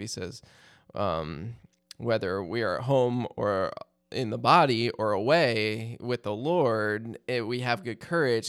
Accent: Maryland, United States; I grew up in Maryland, so Hershey Park was like our nearest amusement park.

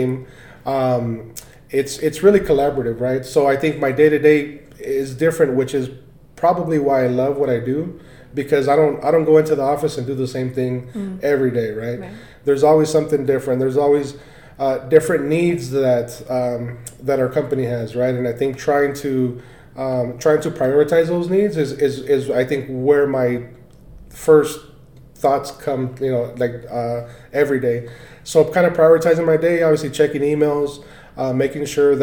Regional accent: Orange County, California, United States; moved away as an adult; now in Colorado, United States; I was born and raised in Orange County, California

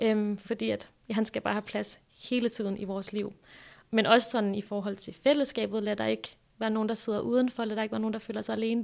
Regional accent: Græsted, Capital Region of Denmark, Denmark; also born or lived in Hillerød; Jeg er fra Hillerød næsten født og opvokset. Jeg er egentlig opvokset i sådan en lille bitte by, der hedder Græsted

